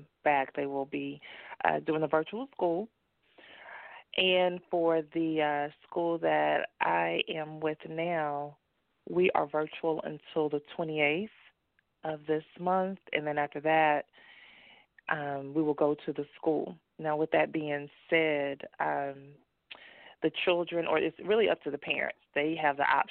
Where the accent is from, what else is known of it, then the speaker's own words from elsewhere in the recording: Dallas, Texas, United States; moved away as an adult; also born or lived in North Carolina; I am from Dallas, and I went to college in North Carolina, where I was there for about 20 years. And once I got my divorce, moved back to Texas